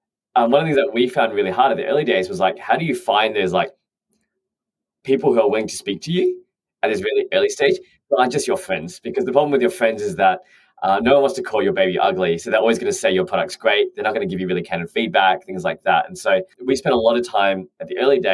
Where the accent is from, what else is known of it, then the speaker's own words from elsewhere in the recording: Australia; moved away as an adult; now in London, United Kingdom; I'm an Australian who's moved over to London.